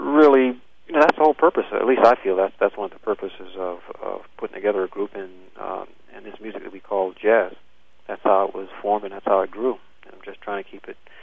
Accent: Savannah, Georgia, United States; moved away; also born or lived in Valdosta, Georgia / Guam; I was born in Valdosta, but my father was in the service, Air Force, and we moved to Guam for a couple of years and came back to Georgia, and we lived in Savannah for 7 years

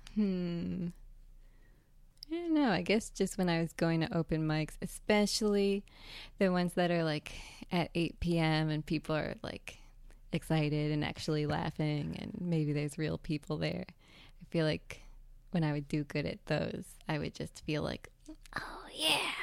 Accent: Northern New Jersey, United States; also born or lived in San Francisco; I'm from New Jersey

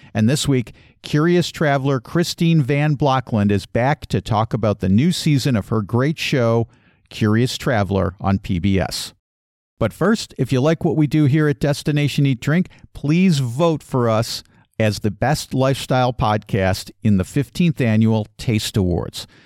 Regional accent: Chicago, Illinois, United States; I grew up in, uh, Chicagoland. I consider Chicago to be my hometown

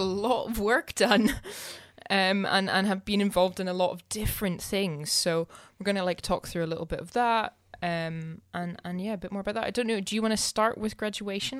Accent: Scotland, United Kingdom; I'm too Scottish

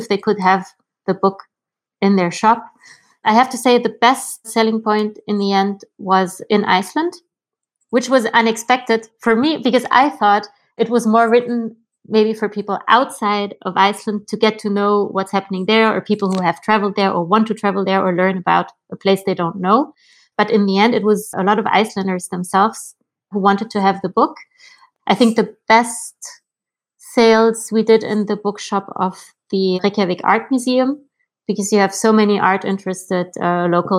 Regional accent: Germany; moved away as an adult; also born or lived in Berlin; now in Brussels, Belgium; I was born and raised in Germany in the countryside

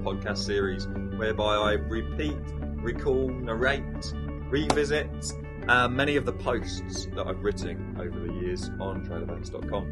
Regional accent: England, United Kingdom; moved away; being an Englishman

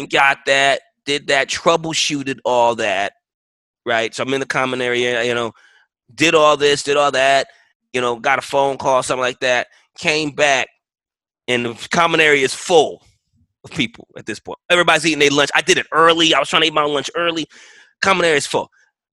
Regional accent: New York City, New York, United States; moved away; I'm from New York City. I'm from public housing.

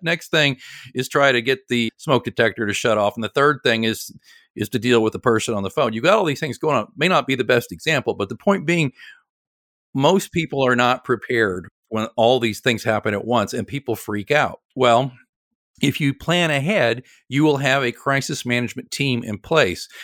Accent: Oklahoma City, Oklahoma, United States; moved away as an adult; now in Kansas City, United States; I'm from Oklahoma City originally

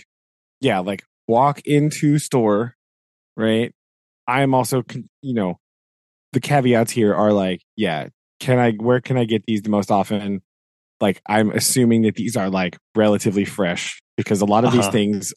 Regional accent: United States; I am American

